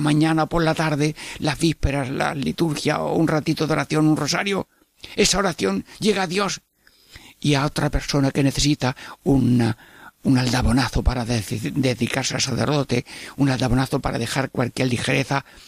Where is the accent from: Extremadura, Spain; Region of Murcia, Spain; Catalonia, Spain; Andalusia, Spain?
Andalusia, Spain; Jaén; moved away; en mi pueblo de Jaén